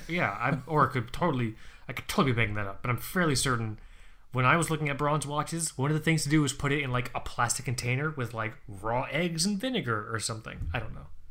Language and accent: English; Florida, United States; moved away as an adult; I'm one of seven people that's actually born in Florida